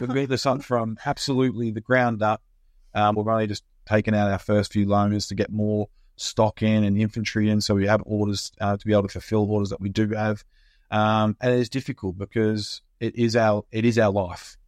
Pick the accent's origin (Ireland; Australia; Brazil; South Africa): Australia; moved away as an adult; now in United Kingdom; come from Australia. Uh, I lived there all my life, obviously, until I came over here in twenty fourteen